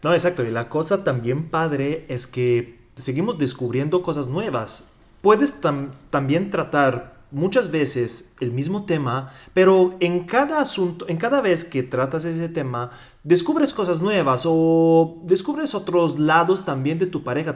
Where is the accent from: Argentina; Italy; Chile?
Italy; Spanish is a second language; also born or lived in Mexico; soy italiano, viví tres años y medio en México